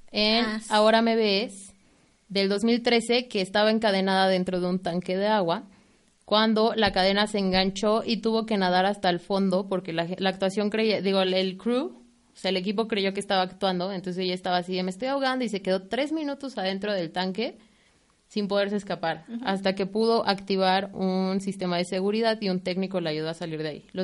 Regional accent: State of Mexico, Mexico; Nosotros somos del Estado de México

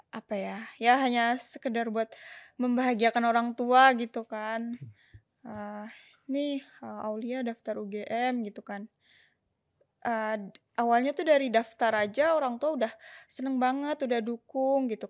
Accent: Jakarta, Indonesia; now in Yogyakarta, Indonesia; Asalnya dari Jakarta.

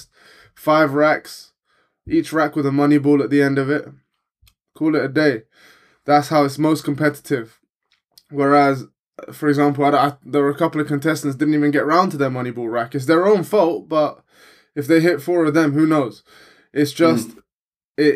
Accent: England, United Kingdom

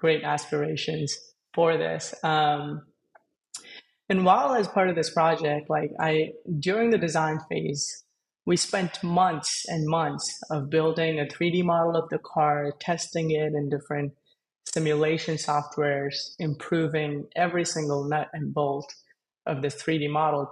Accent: India; I was born and I grew up in India.

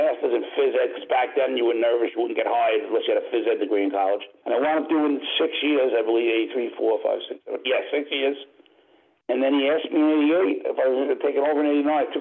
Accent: Brentwood, New York, United States; I grew up in Brentwood, Long Island, a very, very diverse area

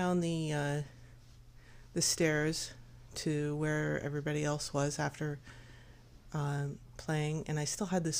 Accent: United States; I'm this American high school kid that's still kind of like learning French

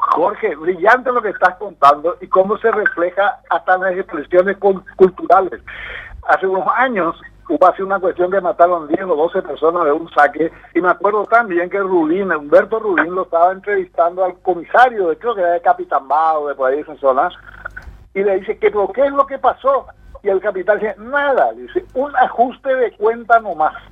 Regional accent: Paraguay

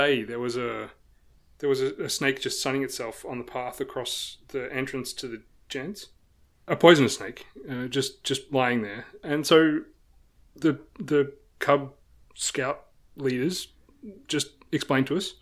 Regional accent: Australia; moved away; Speaking as an Australian

